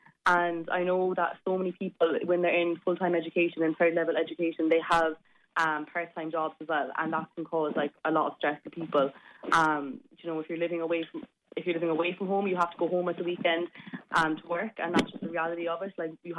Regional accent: Cork, Munster, Ireland; I don't live at home just because I'm from Cork and I go to UL, so I have to live in Limerick

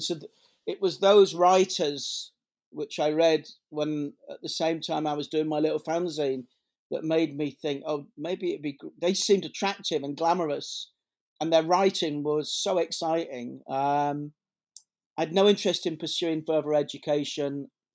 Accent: Leeds, Yorkshire and the Humber, United Kingdom; I grew up in Headingley in Leeds

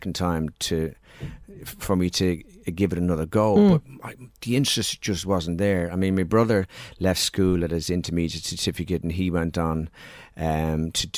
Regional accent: Dublin, Leinster, Ireland; we moved from Drimnagh to Palmerstown

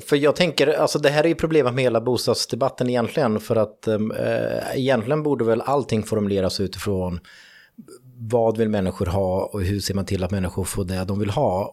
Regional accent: Fagersta, Västmanland, Sweden; jag kommer ju från Fagersta

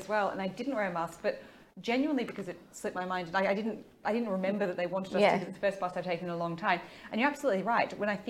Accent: Victoria, Australia; moved away; I'm from Victoria.

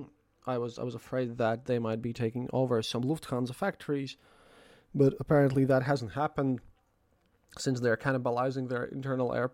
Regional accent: Latvia; my home country of Latvia

